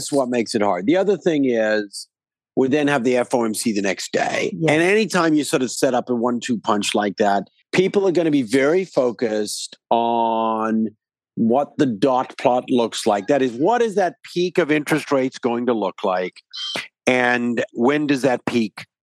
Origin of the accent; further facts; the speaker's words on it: Vancouver, British Columbia, Canada; I'm actually from Vancouver